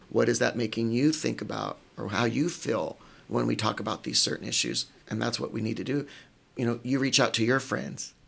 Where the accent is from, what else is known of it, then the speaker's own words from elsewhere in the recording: Sacramento, California, United States; moved away; grew up in neighborhoods that most people in Marin probably wouldn't walk through at night. Uh, Oak Park, um, that's where all my black family's from. And then we grew up in Franklin Boulevard